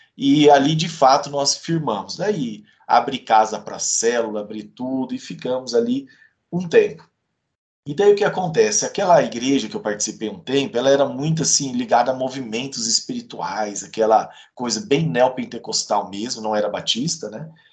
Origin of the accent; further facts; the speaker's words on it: Campo Grande, Mato Grosso do Sul, Brazil; moved away as an adult; now in Curitiba, Brazil; eu nasci lá em Campo Grande, cresci por ali